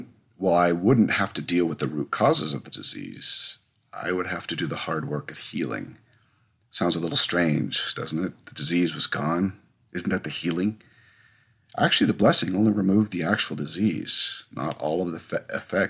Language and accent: English; Whidbey Island, Washington, United States; moved away as an adult; also born or lived in northern Idaho; I grew up on Whidbey Island during my teenage years, and my parents still live there